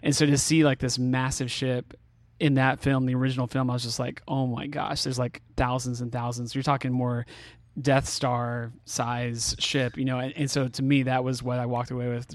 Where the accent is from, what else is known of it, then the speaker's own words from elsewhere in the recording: California, United States; moved away; I grew up in California